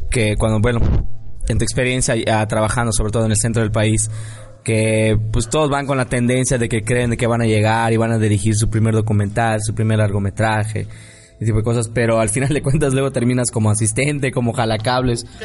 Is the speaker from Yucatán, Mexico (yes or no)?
yes; Yucatán, Mexico; Yo soy true yucateco. True yucateco.